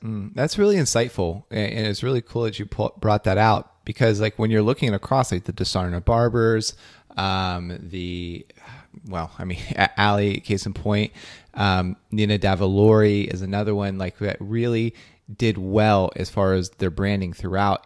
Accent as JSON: {"language": "English", "town": "Belpre", "region": "Ohio", "country": "United States", "tie": "born or raised there", "said": "That's my home state"}